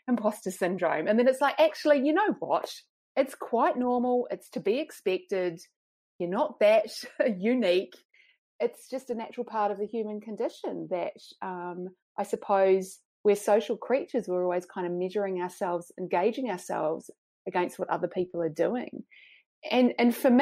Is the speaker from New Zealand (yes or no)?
yes; New Zealand; moved away as an adult; also born or lived in Oxford, United Kingdom; now in Sydney, Australia; I'm a Kiwi, as I said, grew up in New Zealand